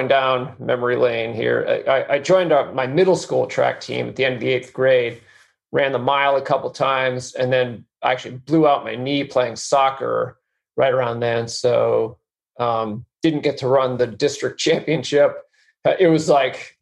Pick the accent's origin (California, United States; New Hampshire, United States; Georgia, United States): New Hampshire, United States; I grew up in New Hampshire